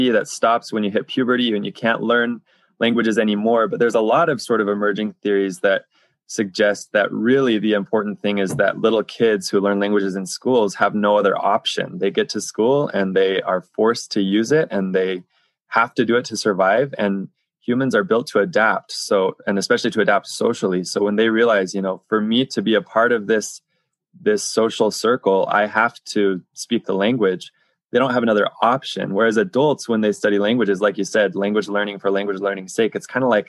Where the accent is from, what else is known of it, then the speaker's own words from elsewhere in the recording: United States; moved away as an adult; I was from America